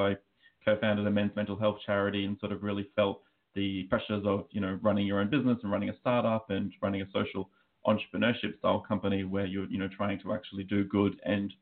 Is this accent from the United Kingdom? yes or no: no; Australia; accent: Australian; now in United States; as you can probably tell by my accent, I am Australian, but I'm actually living out in the US.